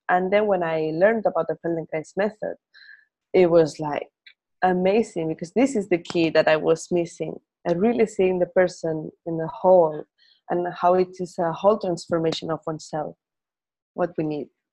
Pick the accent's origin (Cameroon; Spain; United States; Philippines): Spain; first language Spanish; English is a second language; we Spaniards or Latin Americans think in our language